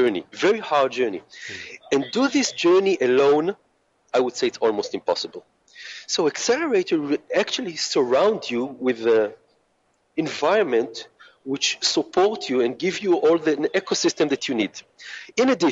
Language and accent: English; Israel; moved away; I come from Israel, and our culture is very open and it's very flat